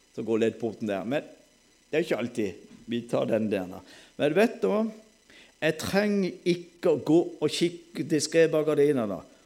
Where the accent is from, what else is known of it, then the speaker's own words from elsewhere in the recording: Sørlandet, Norway; Alle vet jo jeg er sørlending